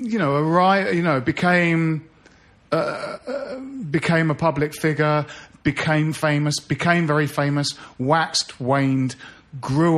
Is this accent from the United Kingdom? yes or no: yes; Bromley, London, United Kingdom; we grew up in Bromley